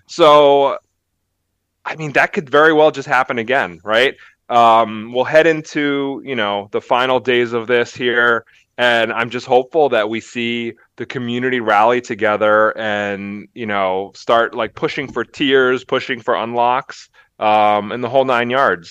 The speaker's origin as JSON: {"language": "English", "town": "Philadelphia", "region": "Pennsylvania", "country": "United States", "tie": "born or raised there", "moved": "yes", "said": "I grew up in Philly"}